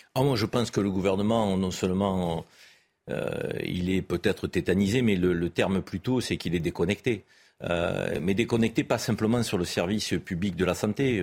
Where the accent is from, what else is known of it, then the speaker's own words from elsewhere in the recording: France; en tant que Français